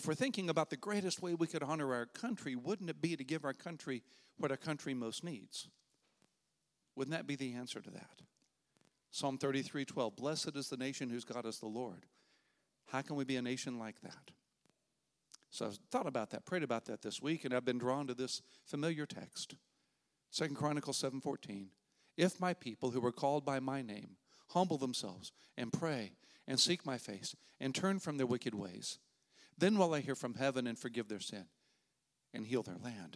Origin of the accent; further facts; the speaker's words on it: United States; being an American until I lived overseas when I was in college